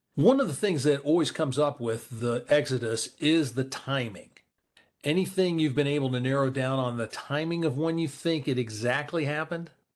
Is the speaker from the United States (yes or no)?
yes; Columbus, United States; my hometown of Columbus here